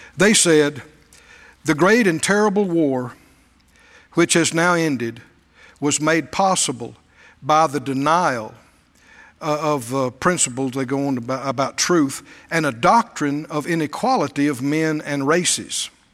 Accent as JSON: {"language": "English", "region": "the American South", "country": "United States", "said": "I was a Southerner."}